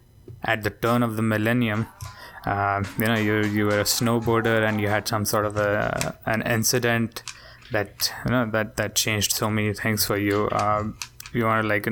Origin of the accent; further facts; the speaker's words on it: India; I'm from India